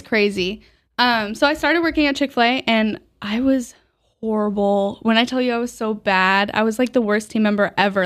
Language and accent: English; Omaha, Nebraska, United States; now in Buffalo, United States; I'm actually originally from Nebraska